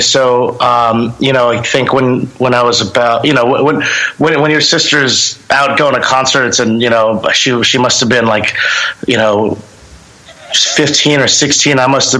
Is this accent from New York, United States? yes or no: yes; Long Island, New York, United States; Yeah, I actually was born and raised in Long Island. You know, music over there was always sort of prevalent anywhere you go, you know.